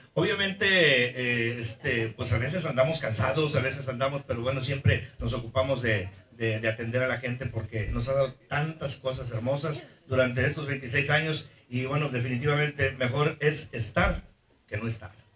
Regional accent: Costa Rica, Veracruz, Mexico; en mi tierra, Costa Rica, Veracruz

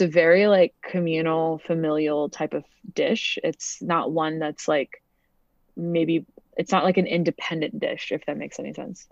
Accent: Montana, United States; also born or lived in United Kingdom / Canada / Connecticut; I grew up, like, in Montana

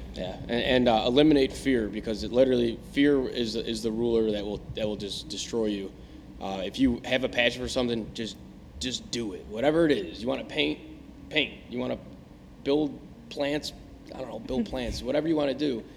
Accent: Tinley Park, Illinois, United States

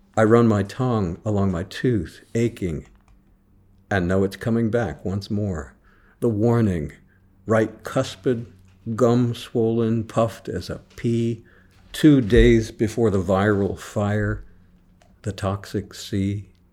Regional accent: Jefferson City, Missouri, United States; I was teaching high school English in Jefferson City, Missouri, my hometown.

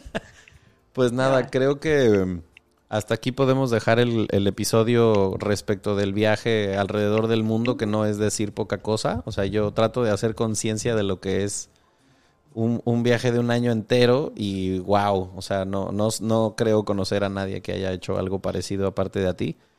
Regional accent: Mexico

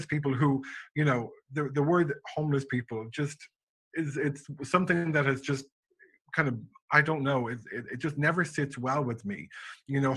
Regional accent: a small town west of Dublin, Leinster, Ireland; also born or lived in St. Pete Beach, Florida; now in Atlanta, United States; I grew up in Ireland, a very small town just west of Dublin

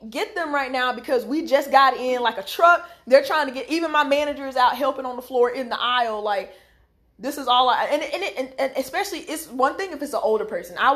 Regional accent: the Carolinas, United States; the Carolinas. That's that's where we're from. Yep. Um. So yeah, how we speak is especially like I know my accent comes out the most when I get excited, or when I get angry.

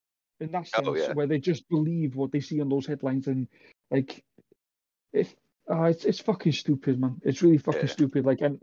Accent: United Kingdom; I'm British

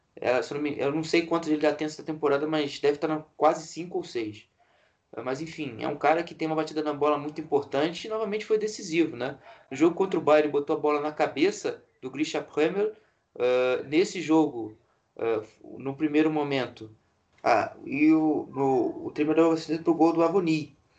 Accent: Brazil; nós brasileiros

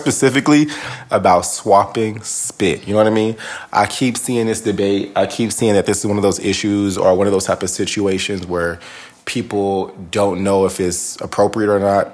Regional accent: Northern California, United States; I'm from Northern California.

